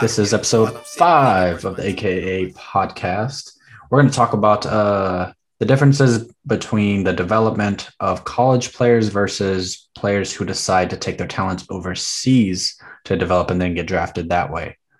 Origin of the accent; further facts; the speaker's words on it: the South, United States; I grew up in the South, or I didn't grow up in the South. I'm from the South. I have a big South family.